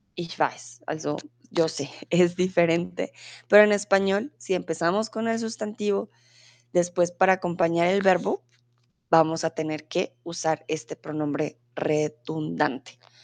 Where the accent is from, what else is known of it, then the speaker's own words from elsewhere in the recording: Colombia; now in Germany; yo soy de Colombia, comúnmente vivo en Alemania, pero ahora estoy en el bonito México.